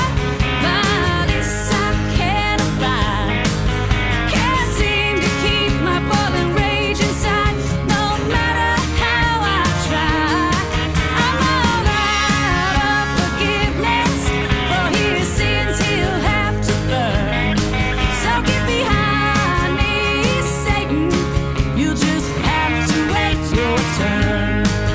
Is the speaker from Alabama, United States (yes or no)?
yes; Alabama, United States; When I was a kid, I used to hear things like that so often growing up in Alabama